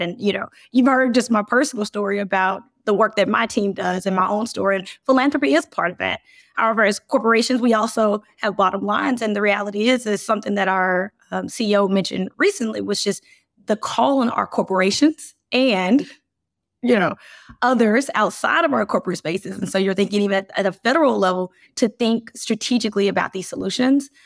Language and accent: English; Birmingham, Alabama, United States; I grew up in Birmingham